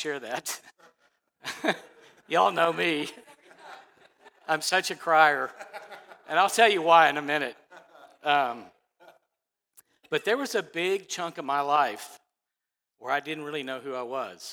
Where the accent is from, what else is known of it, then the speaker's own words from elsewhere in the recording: Dallas, Texas, United States; I grew up in Dallas.